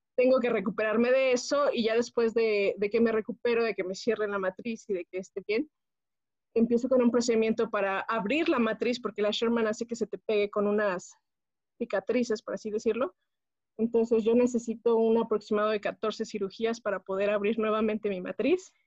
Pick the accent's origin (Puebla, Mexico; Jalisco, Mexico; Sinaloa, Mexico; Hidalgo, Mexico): Hidalgo, Mexico; Pachuca; born or raised there; moved away as an adult; now in Mexico City, Mexico